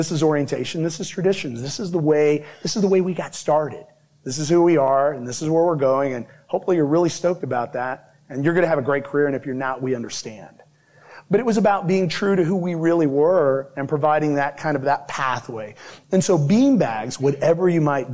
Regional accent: Midwest, United States; I'm from the Midwest

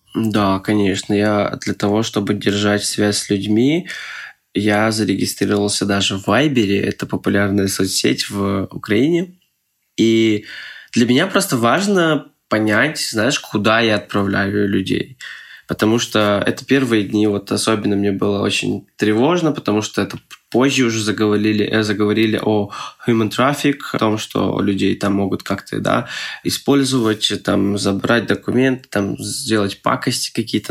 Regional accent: Moscow, Russia; moved away as an adult; now in Przemyśl, Poland; я таджик, но я из Москвы

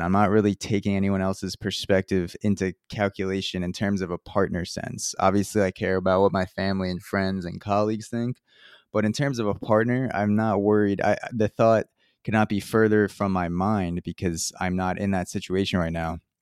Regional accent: Long Island, New York, United States; I grew up in a middle upper class household in Long Island

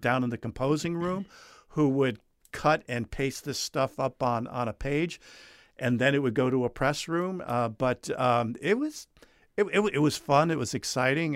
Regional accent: New Jersey, United States; moved away as an adult; also born or lived in South Carolina; I grew up in New Jersey, graduated high school there.

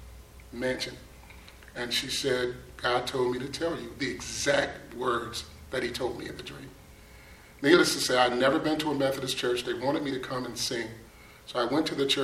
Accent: Buffalo, New York, United States; moved away as an adult; I'm originally from Buffalo, New York. I grew up with 7 sisters and 4 brothers

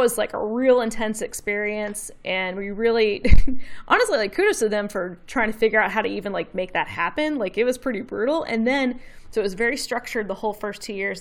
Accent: Memphis, Tennessee, United States; accent: Southern; I've lived here my whole life

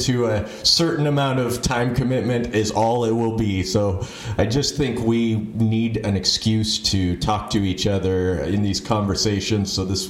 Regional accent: Phoenix, Arizona, United States; also born or lived in Ohio / Virginia / Hawaii; Yeah, I'm sort of from all over. I was born in Ohio, moved there. My first birthday was when we were moving out to Phoenix. Moved to Virginia when I was 11, Washington, D.C. area, and then back to Ohio for a couple years

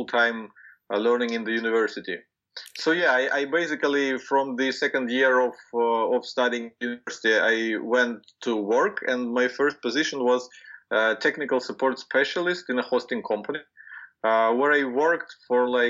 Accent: Ukraine; Ukraine, which is my home country where I was born and raised

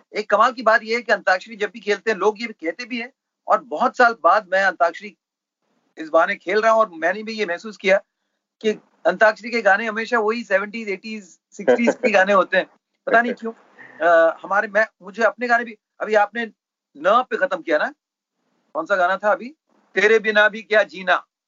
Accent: Mumbai, Maharashtra, India; मैं बैंड्रा में जहाँ पला बड़ा

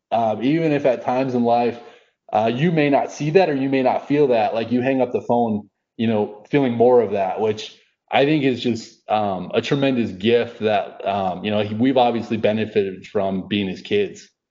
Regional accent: just outside of Minneapolis, Minnesota, United States; now in Dallas, United States; I grew up just outside of Minneapolis

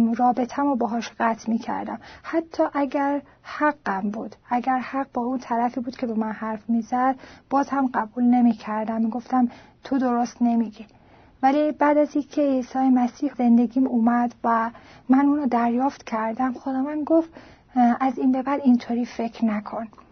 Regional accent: Iran; ایرانی هستم و در ایران به دنیا آمدم

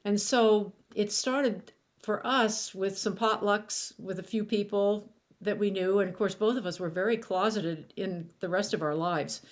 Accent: Pittsburgh, Pennsylvania, United States; moved away; my hometown of Pittsburgh

